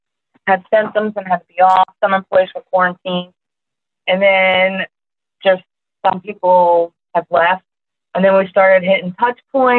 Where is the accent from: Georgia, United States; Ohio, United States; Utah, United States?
Ohio, United States; now in West Virginia, United States; I'm originally from Ohio also.